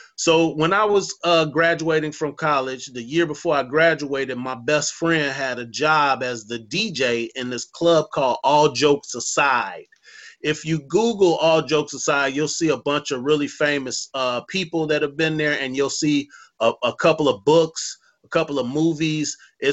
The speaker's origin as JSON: {"language": "English", "town": "Chicago", "region": "Illinois", "country": "United States", "said": "And that's how we are in Chicago about hockey"}